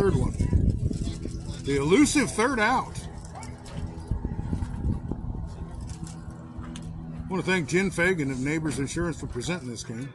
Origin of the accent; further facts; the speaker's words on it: Ames, Iowa, United States; I was born in Ames